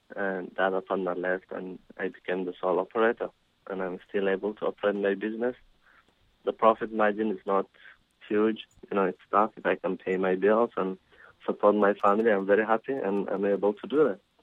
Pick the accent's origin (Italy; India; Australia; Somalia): Somalia; English is a second language; also born or lived in Kenya / Georgia, United States; now in Lewiston, United States; I'm a descent from Somalia.